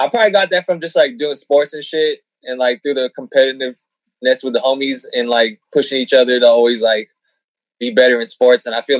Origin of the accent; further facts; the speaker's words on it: San Diego, California, United States; Born and raised San Diego, yep.